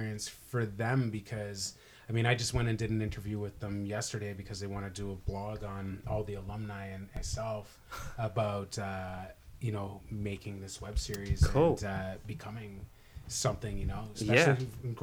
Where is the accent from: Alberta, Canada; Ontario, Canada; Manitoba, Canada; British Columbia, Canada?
Ontario, Canada; Toronto; now in Vancouver, Canada; It's my hometown